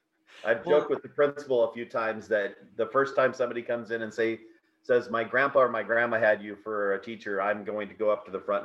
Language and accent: English; South Dakota, United States; So, like I said, in South Dakota, in small towns like that, everybody does a little bit of everyth